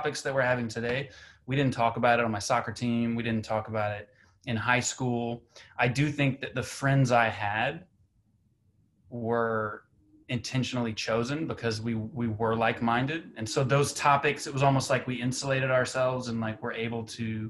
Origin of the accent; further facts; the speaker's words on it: Central Georgia, United States; now in New York City, United States; I grew up in Central Georgia, very different environment compared to New York City